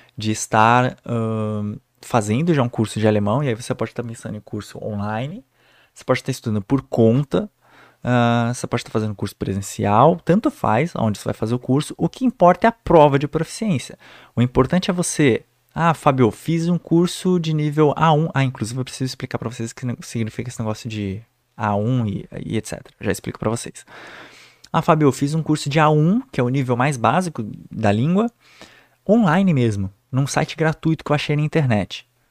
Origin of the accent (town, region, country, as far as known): Brazil; moved away as an adult; now in Germany